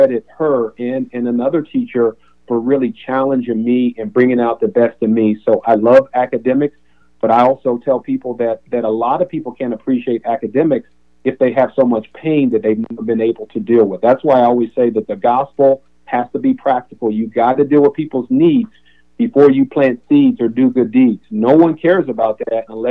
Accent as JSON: {"language": "English", "region": "Appalachia", "country": "United States", "tie": "born or raised there", "also_born_or_lived": "Kentucky / Ohio", "said": "growing up in poverty, but also when growing up around Appalachia"}